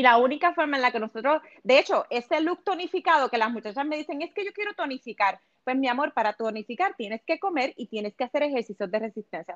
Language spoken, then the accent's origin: Spanish; Puerto Rico; moved away as an adult; now in Los Angeles, United States; yo soy de Puerto Rico, obviamente pero me mudé a Los Ángeles hace cinco años atrás